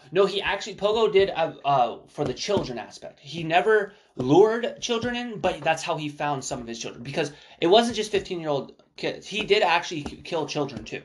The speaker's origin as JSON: {"language": "English", "town": "Spokane", "region": "Washington", "country": "United States", "said": "We're from Spokane, Washington"}